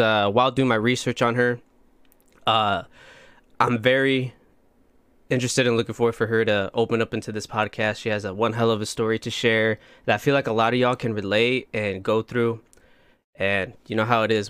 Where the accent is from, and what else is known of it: Plymouth, Indiana, United States; now in Austin, United States